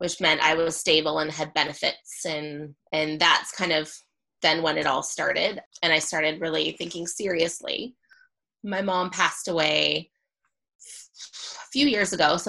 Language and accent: English; Kitchener, Ontario, Canada; In my hometown in Kitchener. Okay. I'm from Kitchener, Ontario.